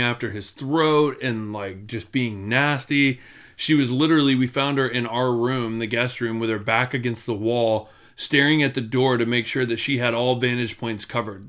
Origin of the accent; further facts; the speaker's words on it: Florida, United States; we grew up together in Florida